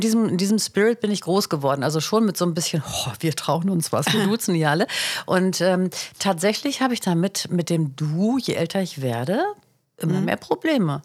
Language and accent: German; Hanover, Lower Saxony, Germany; also born or lived in Mecklenburg; Ich war ja in Hannover